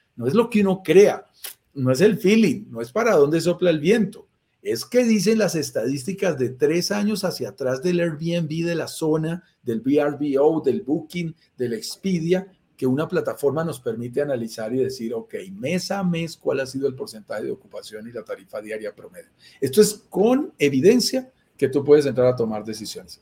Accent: Colombia; somos colombianos

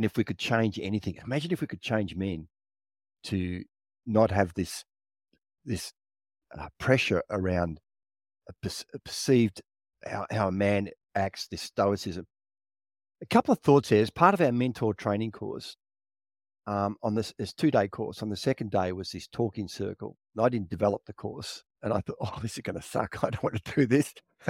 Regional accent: Victoria, Australia; And it's, I remember I grew up in Victoria. My dad would take us camping, me and my two brothers

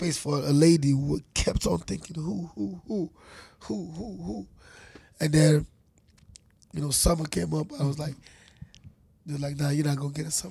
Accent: Lagos, Nigeria; also born or lived in Atlanta; Growing up in Lagos

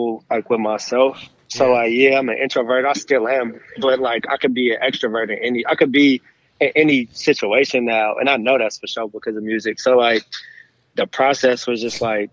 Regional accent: Berkeley, California, United States; I'm from the Bay, from Berkeley.

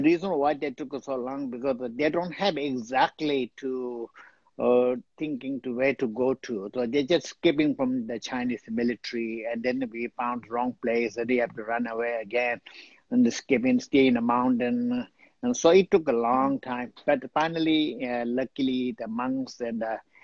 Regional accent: Dharamsala, Himachal Pradesh, India; born or raised there; also born or lived in Tibet / Washington, D.C.

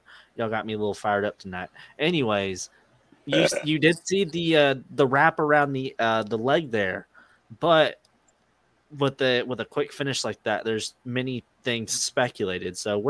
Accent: United Kingdom; because I'm British and he's Australian

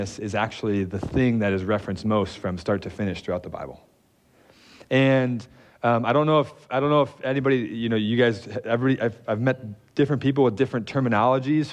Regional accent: Detroit, Michigan, United States; moved away; I am from Detroit

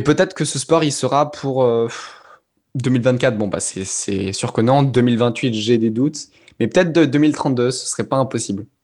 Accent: Auvergne-Rhône-Alpes, France; j'ai grandi en Auvergne

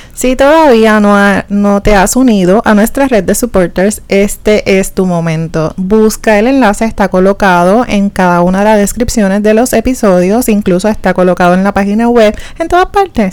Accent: Puerto Rico; somos puertorriqueños

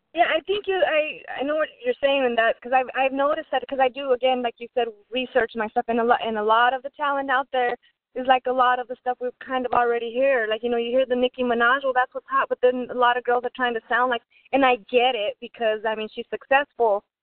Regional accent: Albuquerque, New Mexico, United States; my people in Albuquerque, Bombay Records, always uh, you know, showing support. Um, that's my hometown

